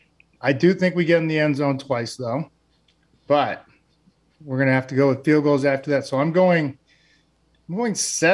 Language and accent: English; East Coast, United States; moved away as an adult; now in Seattle, United States; I grew up on the East Coast